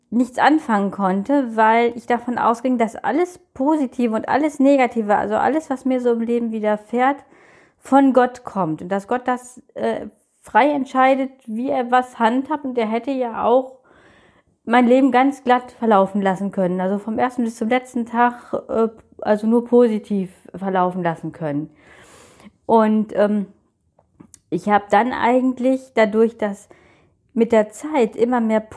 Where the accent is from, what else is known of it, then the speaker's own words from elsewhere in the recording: North Rhine-Westphalia, Germany; ähm, ich komme aus NRW, bin von Geburt an blind